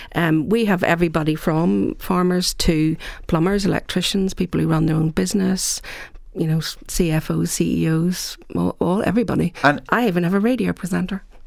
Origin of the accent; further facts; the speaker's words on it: Ireland; we're Irish